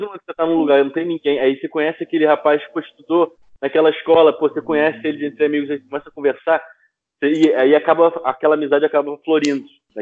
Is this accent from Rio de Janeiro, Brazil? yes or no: yes; Rio de Janeiro, Brazil; moved away as an adult; also born or lived in Lisbon, Portugal; now in Amsterdam, Netherlands; como carioca e brasileiro